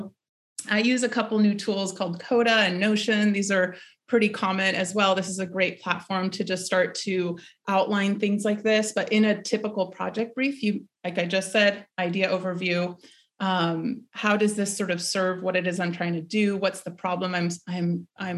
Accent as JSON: {"language": "English", "country": "Peru", "said": "Peru, my home country"}